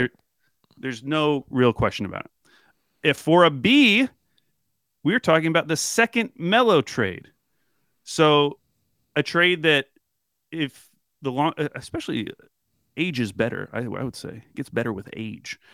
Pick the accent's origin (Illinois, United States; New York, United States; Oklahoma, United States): Oklahoma, United States; my family growing up in Oklahoma